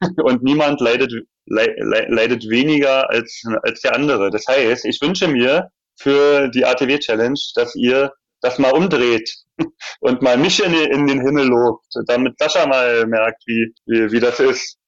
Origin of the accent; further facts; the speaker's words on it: Berlin, Germany; als Berliner die Stadt, also in- und auswendig